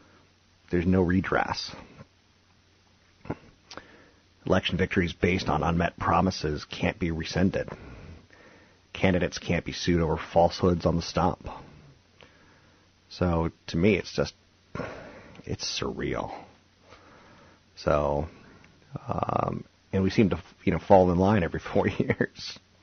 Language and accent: English; East Coast, United States; I came from the East Coast where some states still, people smoke a lot.